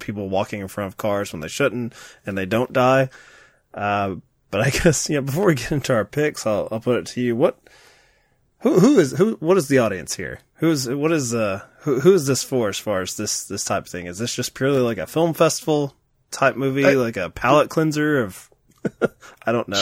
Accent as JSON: {"language": "English", "region": "Kentucky", "country": "United States", "accent": "Kentucky", "said": "my foreign accent from Kentucky"}